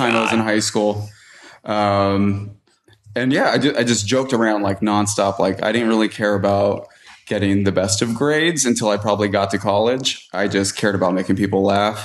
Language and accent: English; San Jose, California, United States; moved away as an adult; now in Encinitas, United States; I'm from San Jose.